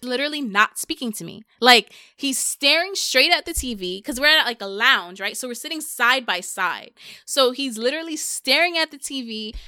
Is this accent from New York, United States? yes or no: yes; New York, United States; I'm from New York